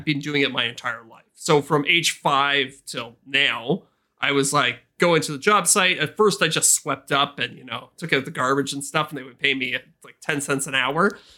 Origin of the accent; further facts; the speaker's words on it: Canada; as a Canadian